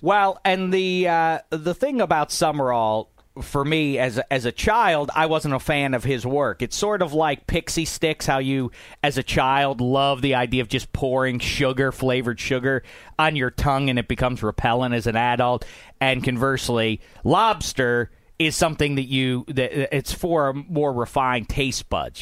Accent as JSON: {"language": "English", "region": "East Coast", "country": "United States", "tie": "born or raised there", "said": "I'm growing up on the East Coast"}